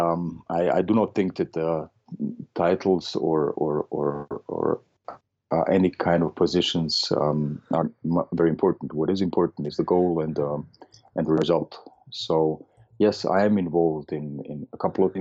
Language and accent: English; Vienna, Austria; I'm from Austria. I'm originally from Vienna